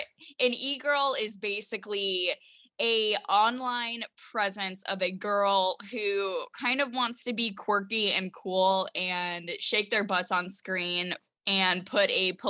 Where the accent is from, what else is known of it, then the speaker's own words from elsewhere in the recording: Washington, United States; I started working with politicians around my home state, which was Washington.